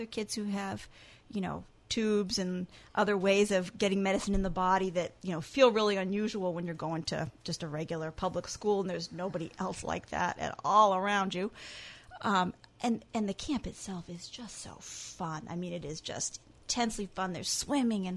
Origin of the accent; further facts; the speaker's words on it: New Hampshire, United States; I'm from New Hampshire.